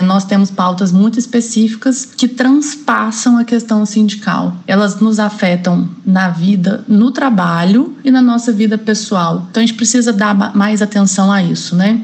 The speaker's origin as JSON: {"language": "Portuguese", "town": "Belo Horizonte", "region": "Minas Gerais", "country": "Brazil", "tie": "born or raised there", "also_born_or_lived": "Paraná", "moved": "as an adult", "said": "eu sou de Minas Gerais, sou de Belo Horizonte. Eu tô no MPU há 10 anos. Eu fiquei 3 anos no Paraná, depois eu consegui remover para Belo Horizonte, então eu voltei para minha cidade natal"}